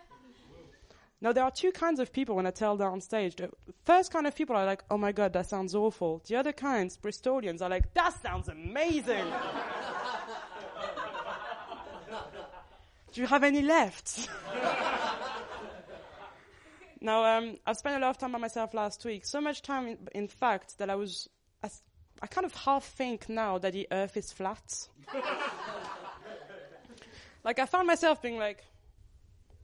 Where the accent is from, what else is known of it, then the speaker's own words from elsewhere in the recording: Paris, Île-de-France, France; moved away as an adult; now in Birmingham, United Kingdom; I moved from Paris to Birmingham